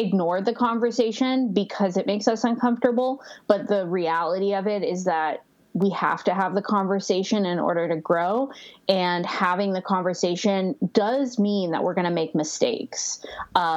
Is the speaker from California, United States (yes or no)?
yes; Northern California, United States; now in Joshua Tree, United States; I currently live in Joshua Tree, but I'm from Northern California